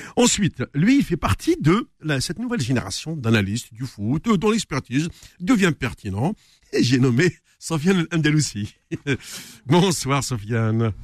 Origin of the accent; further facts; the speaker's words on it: Tixirt, Algeria; also born or lived in Paris, France; now in France; je me retrouve chez moi à Tixirt